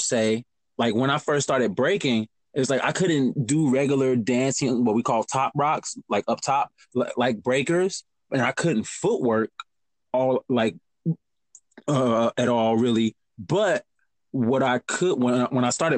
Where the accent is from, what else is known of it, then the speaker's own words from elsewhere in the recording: Chicago, Illinois, United States; also born or lived in Madison; growing up in Chicago